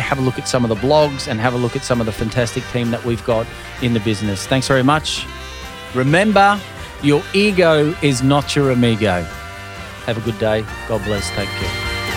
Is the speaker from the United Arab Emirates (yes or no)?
no; Queensland, Australia; also born or lived in Scotland; I came from Scotland originally as a young boy. And growing up here in Queensland